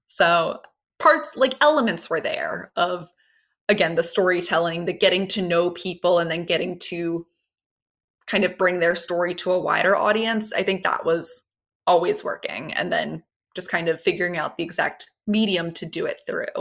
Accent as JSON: {"language": "English", "area": "Baltimore County", "region": "Maryland", "country": "United States", "said": "I'm from Baltimore County, Maryland, um, a little north of the city. My parents still live there"}